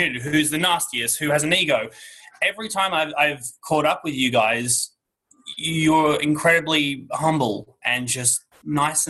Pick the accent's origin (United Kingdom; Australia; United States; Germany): Australia; Sydney, New South Wales; I grew up in Kellyville